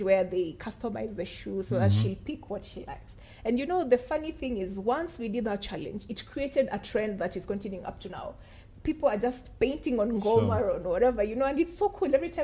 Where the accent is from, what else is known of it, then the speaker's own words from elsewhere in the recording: Kenya; I'm a Kenyan. I know the problems designers face in Kenya